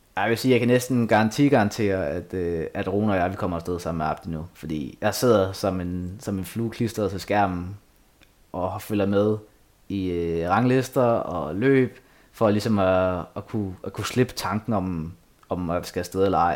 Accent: Asnæs, Zealand, Denmark; moved away; Asnes, min hjemby

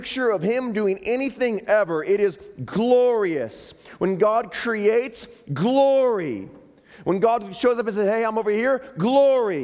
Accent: Chicago, Illinois, United States; moved away; That's my hometown. That's where we moved here from

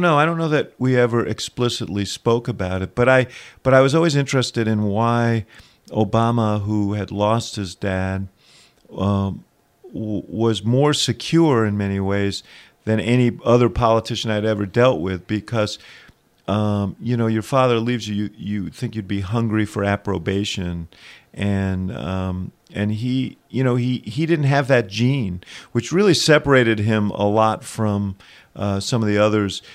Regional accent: New York City, New York, United States; when I was growing up in New York City

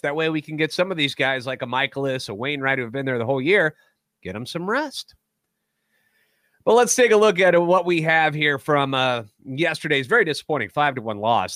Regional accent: St. Louis, Missouri, United States; born and raised in the Loop, a lifetime Cardinals fan

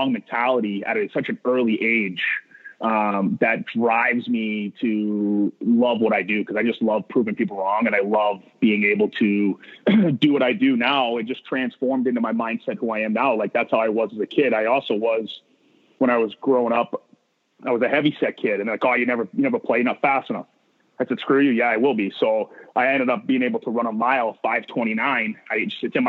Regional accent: Maine, United States; I come from Maine, which is there's not a lot of, when I was playing, there wasn't a lot of hockey opportunity

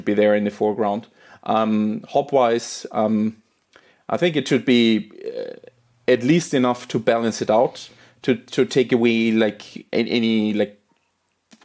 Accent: Austria; moved away; I'm originally from Austria

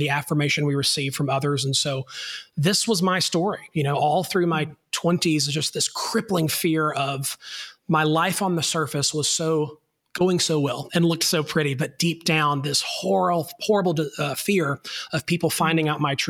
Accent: North Alabama, United States; now in Atlanta, United States; I am a boy from North Alabama

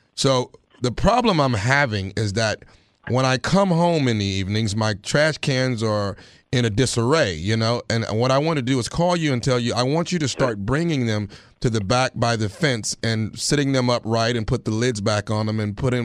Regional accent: Texarkana, United States; moved away; my hometown, Texarkana

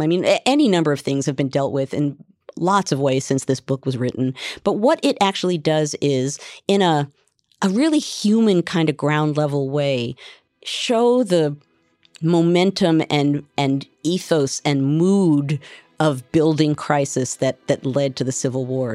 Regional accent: United States; as an American

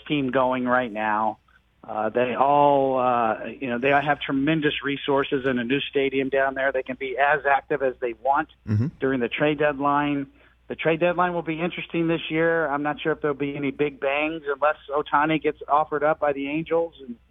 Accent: Kansas City, Missouri, United States; I grew up in the Midwest in Kansas City

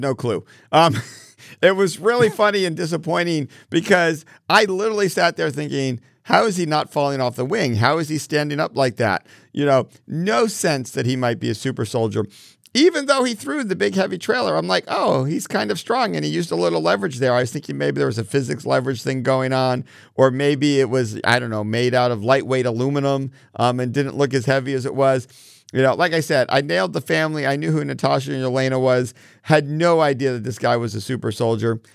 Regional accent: Connecticut, United States; I grew up in Connecticut catching fireflies in jars

